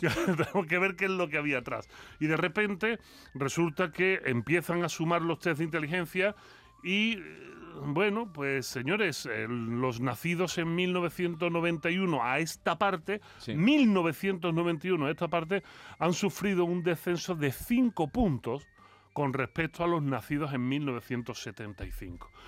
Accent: Spain; como buen filósofo español

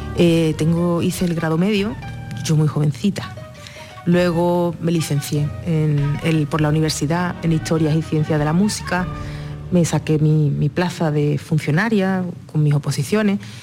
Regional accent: Jerez de la Frontera, Andalusia, Spain; nací y me crié en territorio flamenco, en Jerez de la Frontera

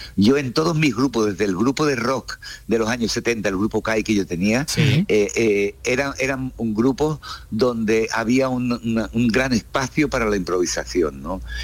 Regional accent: Cádiz, Andalusia, Spain; also born or lived in United States; now in Barcelona, Spain; soy un músico de Cádiz, nacido en Cádiz, con lo cual me he criado con los ritmos del flamenco

